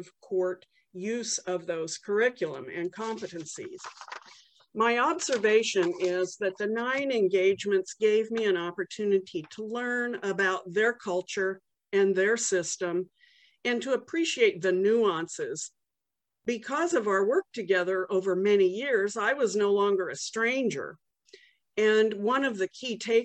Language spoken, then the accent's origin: English; Los Alamos, New Mexico, United States; I grew up in Los Alamos, New Mexico, the home of the atom bomb.